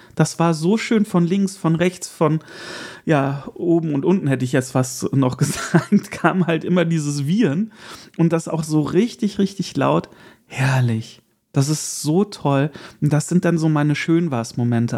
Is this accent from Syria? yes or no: no; Erkelenz, North Rhine-Westphalia, Germany; moved away; In meiner Heimat war auch die Burgkirmes, das ist die äh, kleine, äh, es gibt ja immer zwei Kirmes äh, im Jahr in Erkelenz